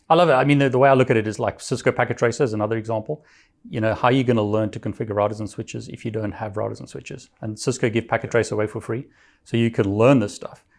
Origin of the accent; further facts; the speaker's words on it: South Africa; moved away; I'm from South Africa originally